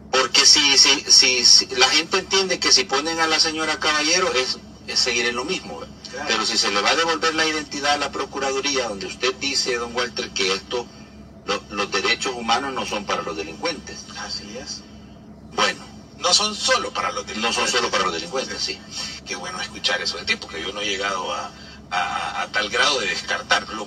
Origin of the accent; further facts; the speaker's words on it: El Salvador; lo voy a decir porque como salvadoreño tengo todo el derecho a expresarme